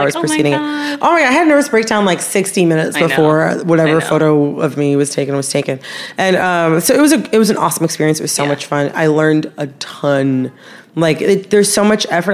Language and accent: English; Farmington Hills, Michigan, United States; my hometown, Farmington Hills, Michigan